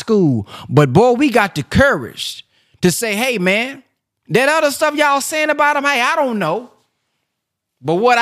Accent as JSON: {"language": "English", "town": "Dallas", "region": "Texas", "country": "United States", "said": "I'm from South Oak Cliff."}